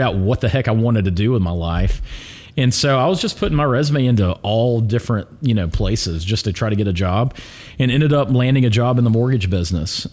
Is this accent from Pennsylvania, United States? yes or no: no; Pelham, Alabama, United States; I grew up in Pelham